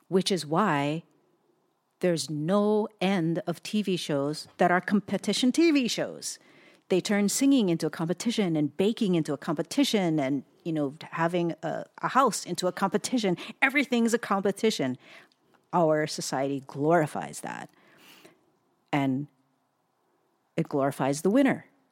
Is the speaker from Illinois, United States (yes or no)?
no; Hawaii, United States; also born or lived in Southern California; now in Portland, United States; we were just born and raised in Hawaii